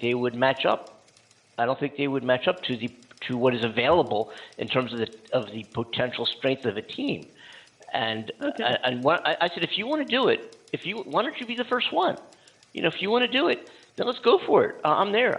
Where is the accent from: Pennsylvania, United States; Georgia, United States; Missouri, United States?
Pennsylvania, United States; Philadelphia; moved away as an adult; now in California, United States; I am from Philadelphia